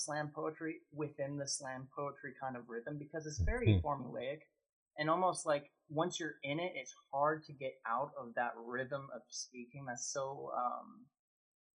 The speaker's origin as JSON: {"language": "English", "region": "New Hampshire", "country": "United States", "tie": "born or raised there", "also_born_or_lived": "Pittsburgh", "moved": "as an adult", "lives_now": "Toronto, Canada", "said": "I was born in Toronto, and then I moved as a baby to New Hampshire, and then when I was 18, I moved to Pittsburgh."}